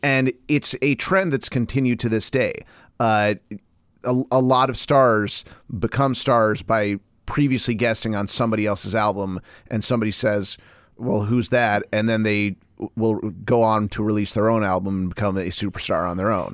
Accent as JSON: {"language": "English", "town": "Portland", "country": "United States", "said": "I'm from Portland"}